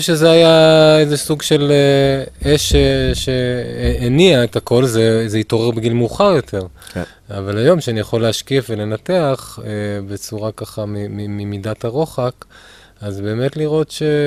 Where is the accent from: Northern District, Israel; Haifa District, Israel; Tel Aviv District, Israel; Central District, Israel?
Tel Aviv District, Israel; Ramat Efal; גדלתי ברמת אפעל